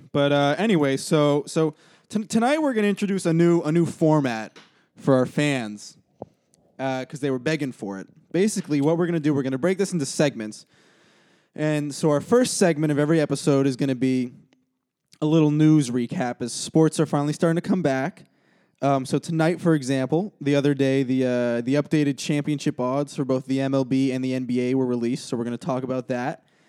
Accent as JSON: {"language": "English", "town": "Brookline", "region": "Massachusetts", "country": "United States", "said": "I'm from Brookline, Massachusetts"}